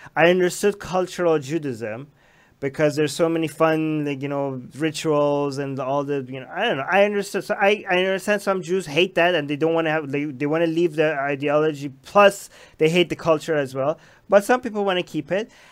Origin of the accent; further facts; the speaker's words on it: Iran; moved away; I grew up in Iran, which was only Shia